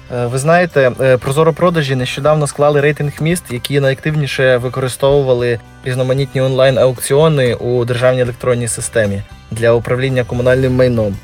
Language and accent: Ukrainian; Kovel, Volyn Oblast, Ukraine; Ковель, тобто наше рідне місто